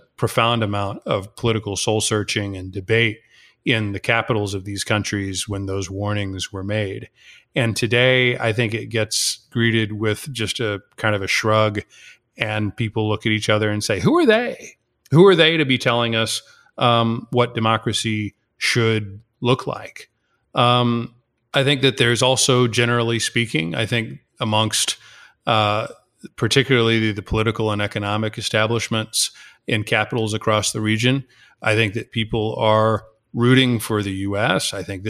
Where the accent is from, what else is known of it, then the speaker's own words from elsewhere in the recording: Texas, United States; I'm originally from Texas, but started my adventures in Argentina more than 20 years ago.